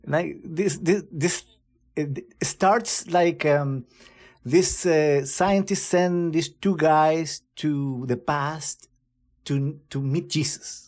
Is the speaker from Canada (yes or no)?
no; Chile; moved away; my home country